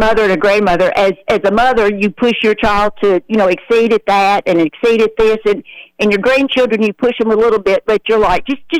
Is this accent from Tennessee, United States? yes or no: yes; New Deal, Tennessee, United States; I always lived in Sumner County. I grew up in the New Deal area, which is between Portland and White House.